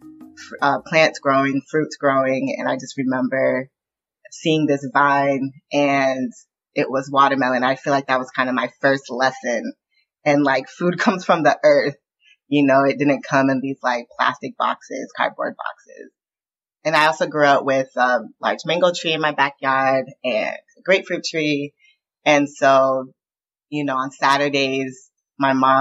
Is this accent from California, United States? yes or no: yes; Southern California, United States; I grew up in the Southern California punk scene